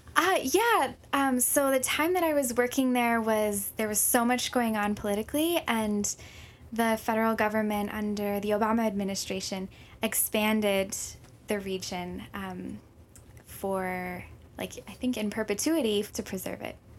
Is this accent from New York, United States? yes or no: no; Minnesota, United States; moved away as an adult; also born or lived in Hawaii / Saint Paul, Minnesota; now in Honolulu, United States; when I was three, we ended up moving to Minnesota